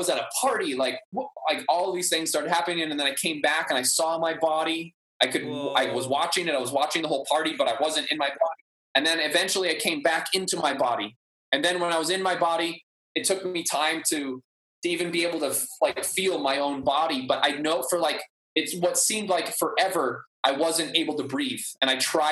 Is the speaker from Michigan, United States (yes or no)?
no; Maui, Hawaii, United States; also born or lived in Humboldt, California / New Zealand; I grew up on Maui and like growing up here, getting called Howley my whole life